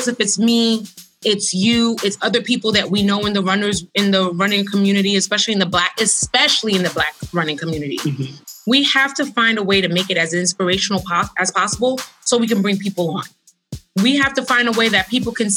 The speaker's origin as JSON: {"language": "English", "town": "New York City", "region": "New York", "country": "United States", "said": "I'm a girl from Brooklyn"}